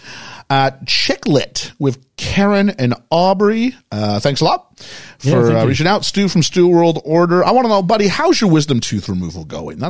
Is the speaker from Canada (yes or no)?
yes; Montreal, Quebec, Canada; my hometown, Montreal, Quebec, Canada.